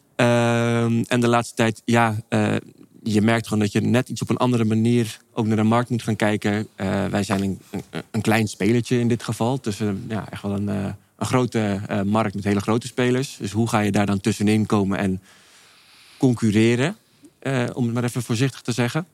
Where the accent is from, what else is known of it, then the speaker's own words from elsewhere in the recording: Amsterdam, North Holland, Netherlands; moved away as an adult; also born or lived in Maastricht / France / Venlo; now in Castricum, Netherlands; geboren getogen